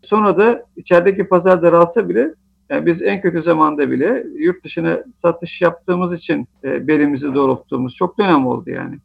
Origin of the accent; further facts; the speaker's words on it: Artvin, Turkey; moved away; also born or lived in Istanbul; Ben 1972 yılında Artvin'de doğdum.